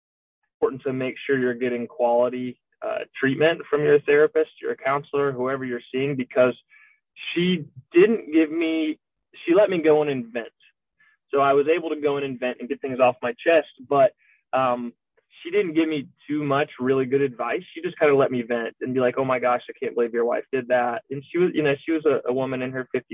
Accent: Florida, United States; moved away; We're both from Florida

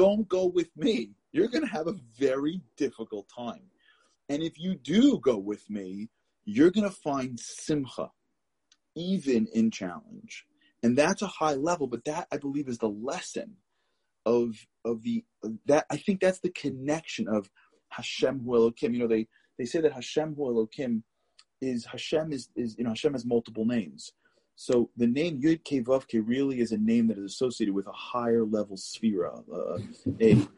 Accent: New York City, New York, United States; I grew up in Canarsie, Brooklyn

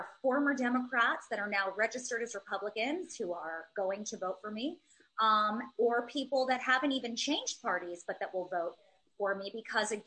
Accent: New York City, New York, United States; I'm born and raised in Manhattan.

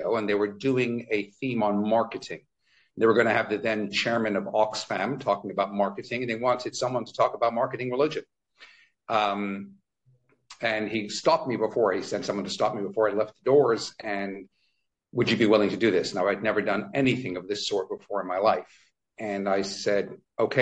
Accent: Toronto, Ontario, Canada; now in London, United Kingdom; every time I go back to my hometown of Toronto, Canada

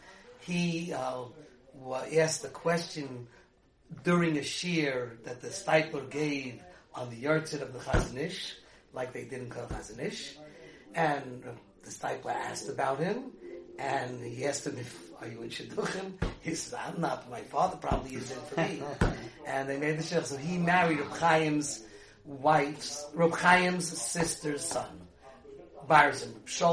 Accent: Woodmere, New York, United States; I was one of the first from kids born in Woodmere.

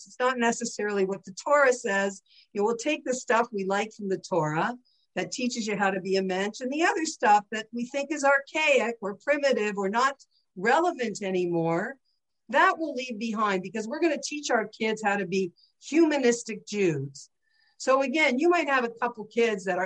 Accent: St. Catharines, Ontario, Canada; I grew up in St. Catharines, Ontario, 10 minutes from Niagara Falls.

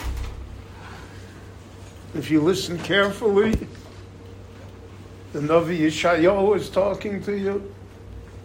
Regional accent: Chicago, Illinois, United States; moved away as an adult; also born or lived in Miami Beach; now in Israel; where I grew up in Chicago

